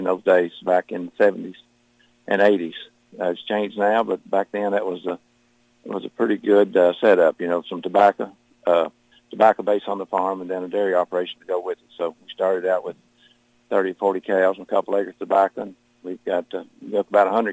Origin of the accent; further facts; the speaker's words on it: Marion County, Kentucky, United States; Born and raised in Marion County, about 5 or 6 miles away from where I live presently in St. Mary's